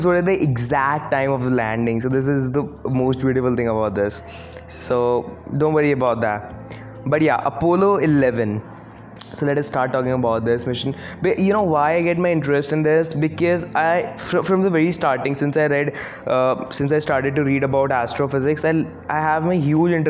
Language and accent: English; India; I'm from India